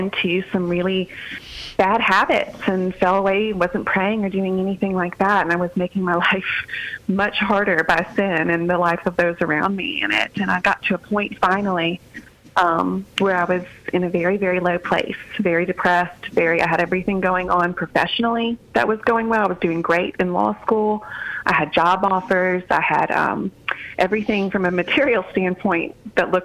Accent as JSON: {"language": "English", "region": "Deep South", "country": "United States", "tie": "born or raised there", "also_born_or_lived": "Alabama / Louisiana", "said": "we grew up in the Deep South, in Deep South Alabama and Deep South Louisiana"}